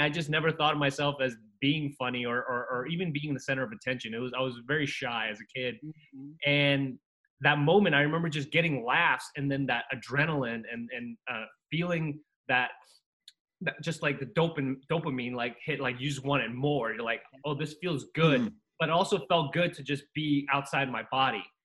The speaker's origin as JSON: {"language": "English", "country": "Costa Rica", "tie": "born or raised there", "moved": "yes", "lives_now": "United States", "said": "I came here from Costa Rica, and it was just a new land, new new country."}